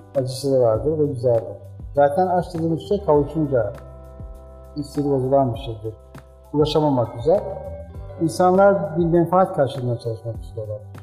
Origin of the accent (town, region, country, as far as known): Black Sea Region, Turkey